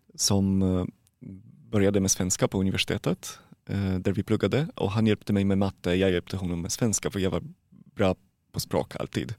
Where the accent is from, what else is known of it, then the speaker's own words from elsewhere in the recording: Poland; Swedish is a second language; moved away as an adult; now in Sweden; jag kommer från Polen